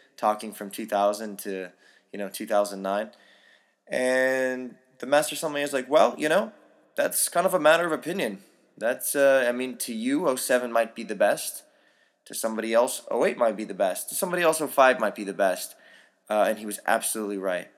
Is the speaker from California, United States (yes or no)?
yes; San Francisco, California, United States; moved away; I grew up in San Francisco